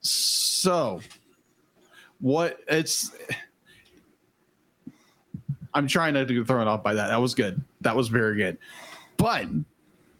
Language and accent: English; United States; as an American